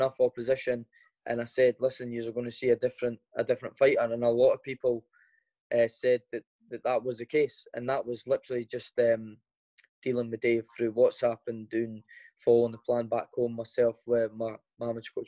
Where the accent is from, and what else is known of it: Edinburgh, Scotland, United Kingdom; born or raised there